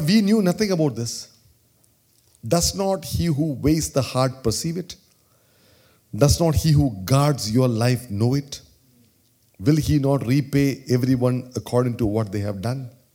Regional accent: India; accent: Indian; my Indian accent

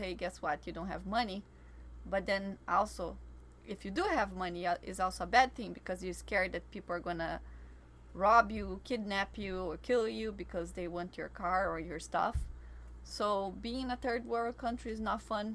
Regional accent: Brazil; moved away; I grew up in a place where there was 5,000 inhabitants

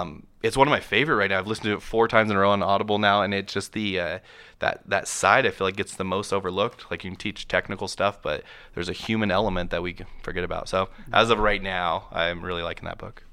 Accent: Moses Lake, Washington, United States; I grew up in Moses Lake, Washington

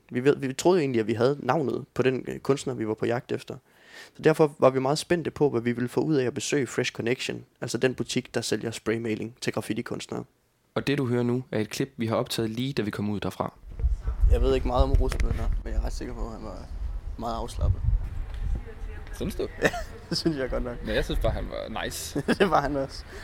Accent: Southern Jutland, Southern Denmark, Denmark; born or raised there

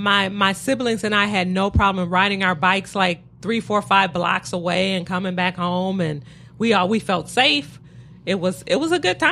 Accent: Detroit, Michigan, United States; I did. I've been in Detroit my whole life. Okay. Born and raised Detroit.

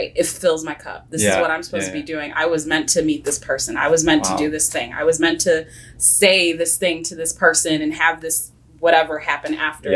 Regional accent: Oak Park, Illinois, United States; now in Lombard, United States; I'm from Oak Park

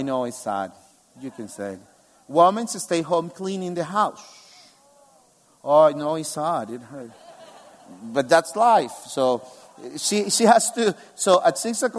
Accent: El Salvador; moved away as an adult; now in Albania; I come from El Salvador, where 50% of the population are evangelical Christians. I grew up in a Christian family

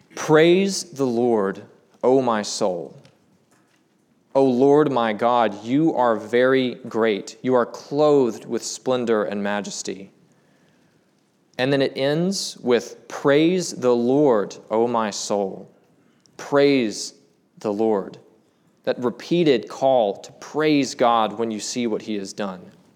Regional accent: Charlotte, North Carolina, United States; now in Black Mountain, United States; I'm from Charlotte.

